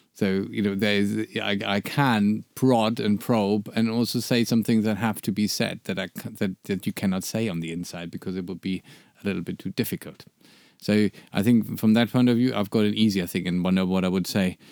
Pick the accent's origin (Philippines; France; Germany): Germany; I'm from Germany